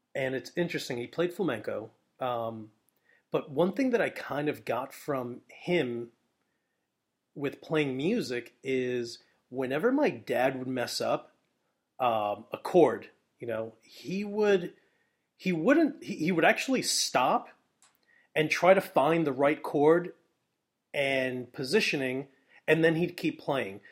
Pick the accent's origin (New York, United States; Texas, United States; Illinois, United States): New York, United States; New York City; I'm from New York City